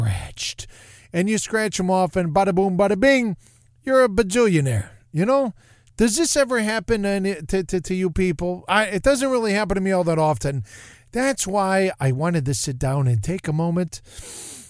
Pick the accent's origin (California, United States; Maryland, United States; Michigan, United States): Michigan, United States; Detroit; I'm from Detroit